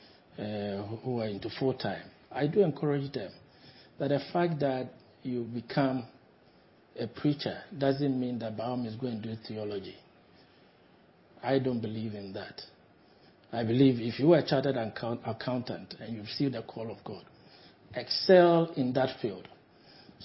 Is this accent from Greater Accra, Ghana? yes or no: no; Dunkwa-on-Offin, Central Region, Ghana; moved away as an adult; also born or lived in Obuasi, Ghana / Axim, Ghana / Takoradi, Ghana; now in United Kingdom; I was born in Dunkwa Onofin to Reverend Kwame Mensah Kutimbua